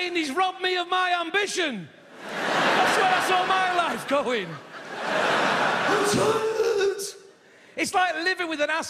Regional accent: Stockport, North West England, United Kingdom; I said, I'm from Manchester! And she said, no, you're not. And I said, well, technically Stockport

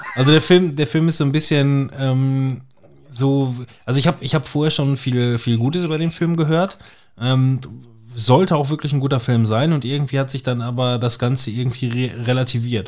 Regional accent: Germany; Bei uns in Deutschland

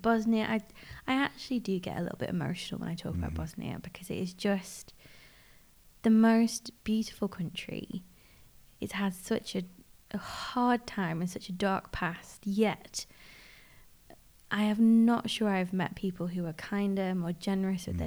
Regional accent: United Kingdom; being British

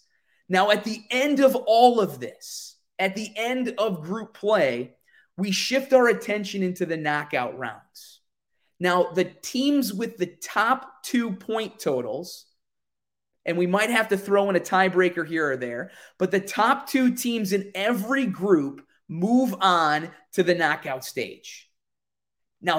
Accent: Wisconsin, United States; Now, I'm from Central Wisconsin, so Central time zone here.

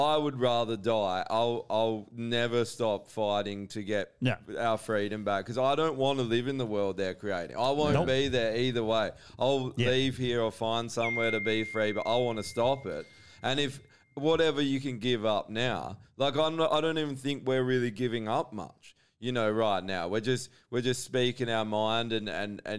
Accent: Australia; when I grew up, as being Australian

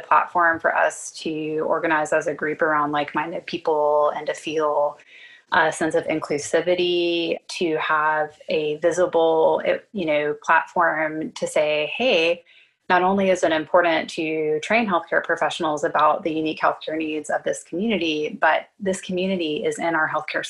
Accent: South Carolina, United States; also born or lived in Philadelphia; now in Atlanta, United States; I trained here in the South. I'm from South Carolina

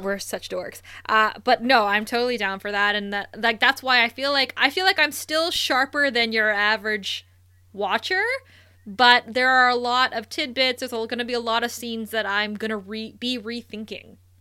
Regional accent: Thunder Bay, Ontario, Canada; we both grew up in Thunder Bay, Ontario, Canada.

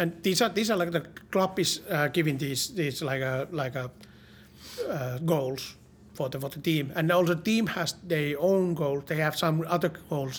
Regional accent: Finland

